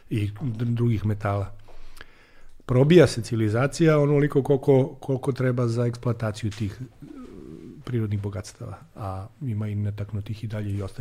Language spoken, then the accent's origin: Croatian; Serbia; mi smo iz Srbije